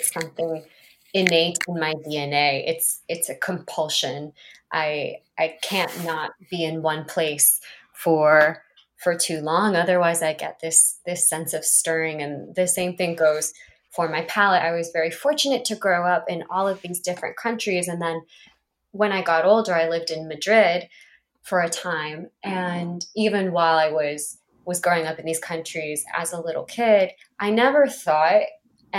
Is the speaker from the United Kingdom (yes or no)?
no; Panama; moved away; also born or lived in Japan; I'm from Panama